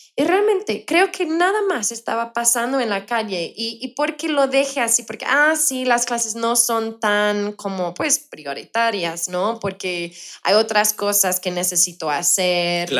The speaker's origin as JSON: {"language": "Spanish", "country": "United Kingdom", "also_born_or_lived": "Colombia", "second_language": "Spanish", "moved": "yes", "lives_now": "Mexico", "said": "soy británica"}